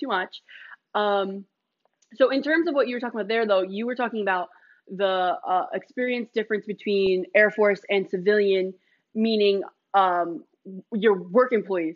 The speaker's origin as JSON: {"language": "English", "town": "Newburgh", "country": "United States", "said": "We're also from the Berg"}